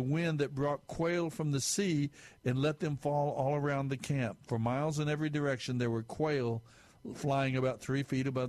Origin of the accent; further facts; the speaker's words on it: Amarillo, Texas, United States; I'm a Texan. I'm West Texas, actually. There are more cattle than there were people up in Amarillo where I was raised